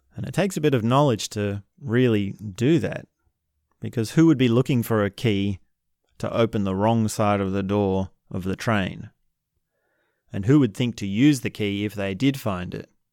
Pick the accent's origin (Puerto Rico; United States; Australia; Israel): Australia; I'm from Australia